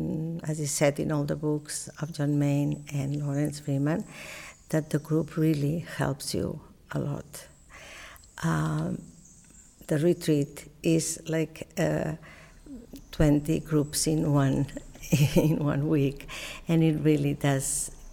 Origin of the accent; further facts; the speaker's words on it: Barcelona, Catalonia, Spain; I come from Spain, and I come from Barcelona.